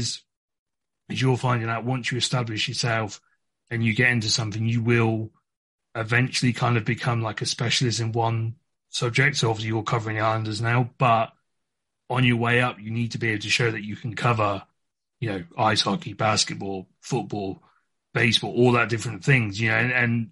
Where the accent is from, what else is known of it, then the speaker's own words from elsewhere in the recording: England, United Kingdom; moved away as an adult; for my background, I'm from England